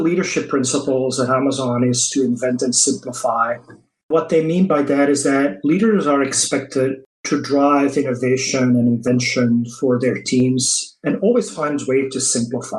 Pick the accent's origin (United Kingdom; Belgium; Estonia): Belgium; first language Dutch; English is a second language; moved away as an adult; also born or lived in Paris, France; now in United States; I'm not originally from the US. I moved from Belgium to the US in end of 2003.